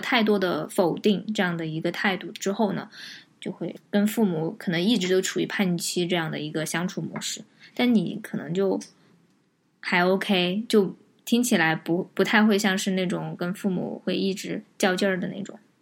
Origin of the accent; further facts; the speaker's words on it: Chengdu, Sichuan, China; 我跟颖颖嗯。其实都是在成都这一个片儿区长大的